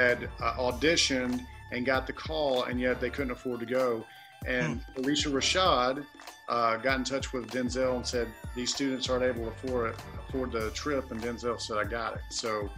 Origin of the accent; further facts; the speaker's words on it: Alabama, United States; I'm from Alabama